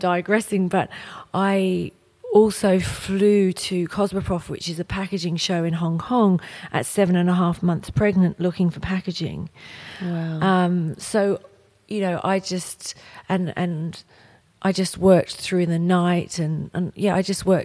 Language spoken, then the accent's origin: English; England, United Kingdom; moved away; I'm from England, so my family are all over there.